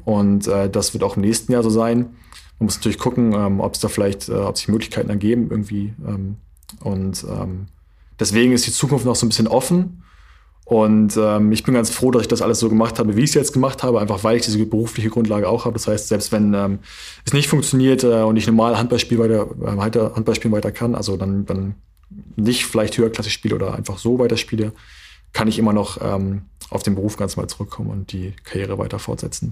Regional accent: Flensburg, Schleswig-Holstein, Germany; born or raised there; also born or lived in Berlin / North Rhine-Westphalia

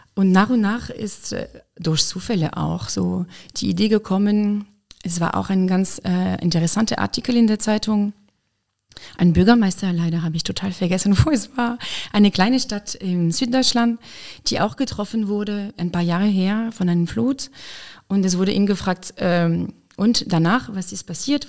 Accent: Lyon, Auvergne-Rhône-Alpes, France; German is a second language; moved away as an adult; also born or lived in Weimar, Germany; now in Koblenz, Germany; Ich komme aus Frankreich, aus Lyon

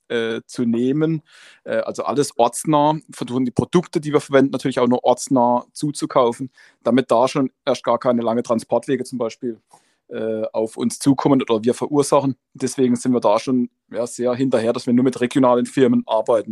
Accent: Black Forest, Baden-Württemberg, Germany; im Gebirge, wo wir zu Hause sind, bei uns im Schwarzwald

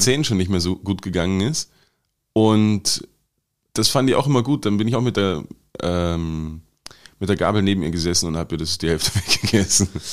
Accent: Germany; now in Austria; also in Deutschland, wo ich herkomme

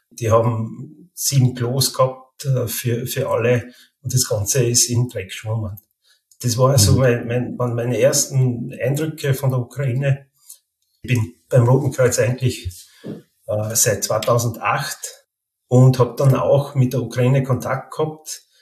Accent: Carinthia, Austria; now in Vienna, Austria; Also ich bin gebürtiger Kärntner, aber schon seit 20 Jahren jetzt in Wien ansässig. Also ich komme quasi aus dem Grenzgebiet äh, in Kärnten, wo, ich dann auch zweisprachig aufgewachsen bin

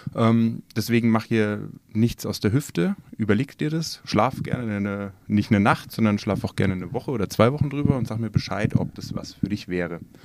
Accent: Nuremberg, Bavaria, Germany; wir kommen aus Nürnberg

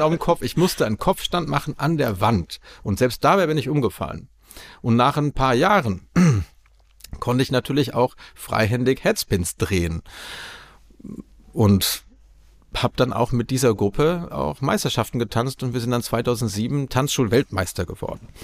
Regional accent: Aachen, North Rhine-Westphalia, Germany; moved away as an adult; now in Prague, Czech Republic; meine Heimat Aachen

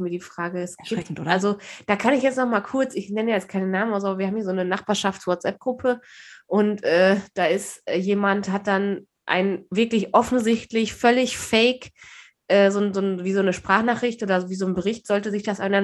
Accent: Germany; klar sind wir Deutsche

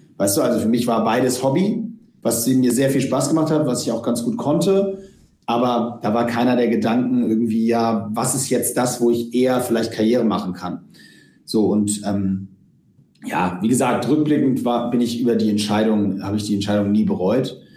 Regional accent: Hamburg, Germany; wir sind zusammen aufgewachsen im UAC, im, im Uhlenhaus Hockey Club in Hamburg

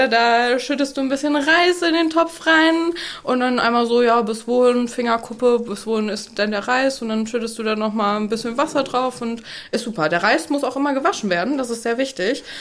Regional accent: Delmhorst, Lower Saxony, Germany; now in Brunsbüttel, Germany; Also, ich komme aus Delmhorst und ähm, wir haben 80.000 Einwohner

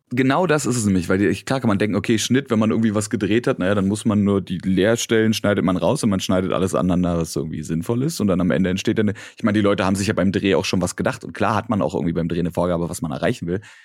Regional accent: Berlin, Germany; accent: Berliner Dialekt; ich habe meinen Berliner Dialekt nicht abgelegt, aber verstaut

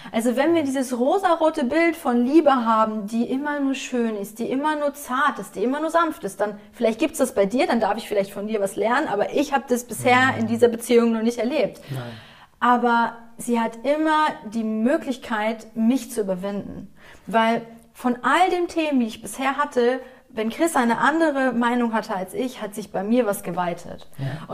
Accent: Essen, North Rhine-Westphalia, Germany; moved away; Ich komme ja aus Essen ursprünglich

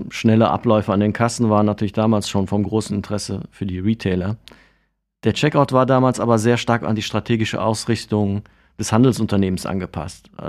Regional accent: Cologne, North Rhine-Westphalia, Germany; Aus dem wunderschönen Fädel

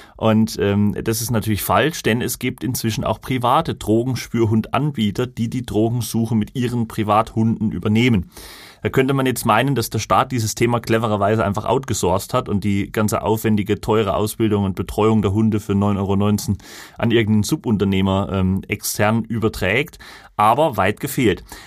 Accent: Lauscha, Thuringia, Germany; in meinem Heimatort Lauscha ist ja die Glasindustrie

